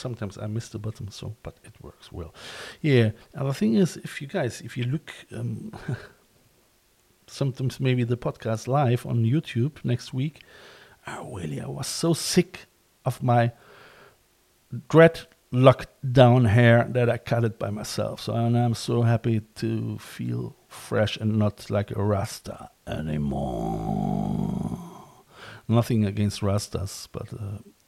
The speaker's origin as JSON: {"language": "English", "town": "Cologne", "region": "North Rhine-Westphalia", "country": "Germany", "moved": "as an adult", "lives_now": "Ireland", "said": "I'm from Cologne as well."}